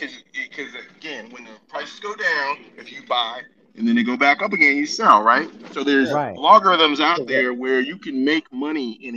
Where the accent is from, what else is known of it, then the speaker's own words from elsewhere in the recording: Nigeria; I'm from Nigeria, right, Todd? You know I'm Nigerian.